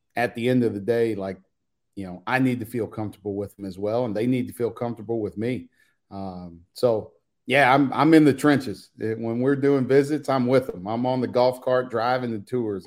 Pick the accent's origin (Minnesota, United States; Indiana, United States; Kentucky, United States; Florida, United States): Indiana, United States; I'm from Indiana.